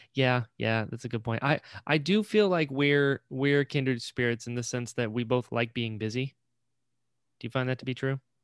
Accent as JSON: {"language": "English", "region": "Florida", "country": "United States", "tie": "born or raised there", "also_born_or_lived": "Elizabeth City, North Carolina", "said": "But we lived in Maple, and then when I was six, moved down to Florida."}